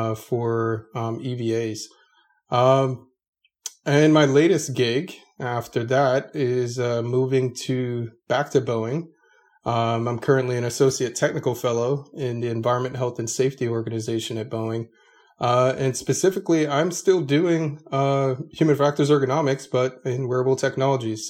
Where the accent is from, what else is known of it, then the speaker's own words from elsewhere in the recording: South Florida, United States; also born or lived in Orlando, Florida; I was born and raised in South Florida